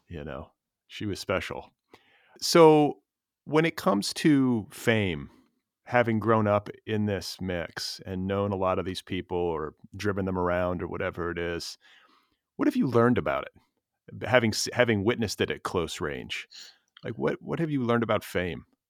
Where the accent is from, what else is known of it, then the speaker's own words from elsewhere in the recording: Milwaukee, Wisconsin, United States; moved away as an adult; now in Los Angeles, United States; we're both from Wisconsin originally